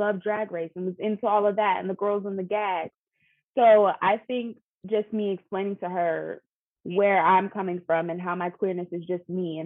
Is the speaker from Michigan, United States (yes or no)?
no; Pittsburgh, Pennsylvania, United States; moved away as an adult; now in Philadelphia, United States; I'm originally from Pittsburgh, but I've been living in Philly for about 6 years